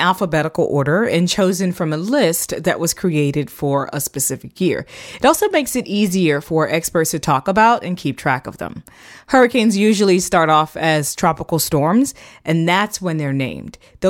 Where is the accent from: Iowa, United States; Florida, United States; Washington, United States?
Florida, United States; growing up in Florida, I have firsthand experience with hurricanes.